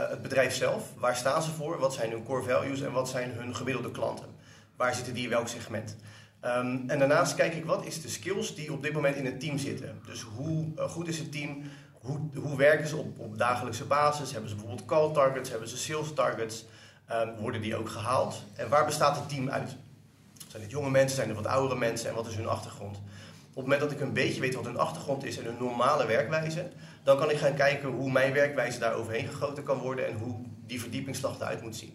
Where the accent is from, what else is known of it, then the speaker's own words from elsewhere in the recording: Delft, South Holland, Netherlands; now in Rotterdam, Netherlands; Ik kom oorspronkelijk uit Delft. ik woon en werk nu in Rotterdam.